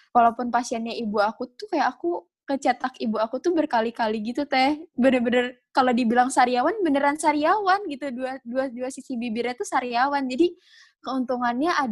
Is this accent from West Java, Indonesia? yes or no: yes; Bogor, West Java, Indonesia; mungkin karena aku dari Bogor gak cuman aku doang yang di Bogor